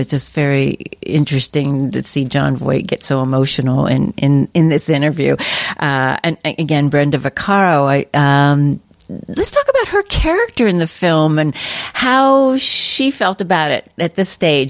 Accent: East Coast, northern New Jersey, United States; moved away; and I'm from the East Coast. I lived in northern New Jersey at the time, and I used to go to New York all the times during that time period.

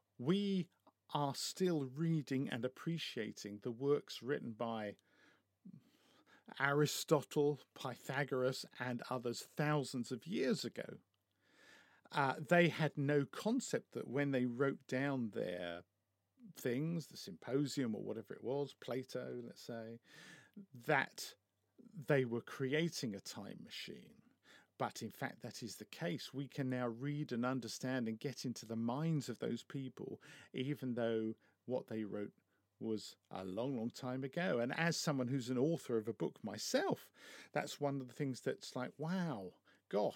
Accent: United Kingdom; I'm British

